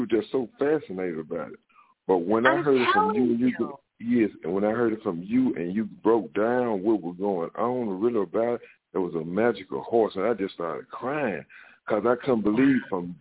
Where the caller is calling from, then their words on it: Jackson, Mississippi, United States; calling from Jacktown, Mississippi, the murder capital of the world